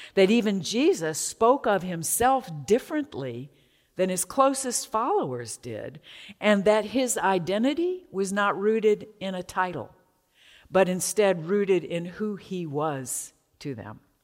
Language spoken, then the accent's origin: English; Atlanta, Georgia, United States; I grew up in Druid Hills, a leafy suburb of Atlanta near Emory University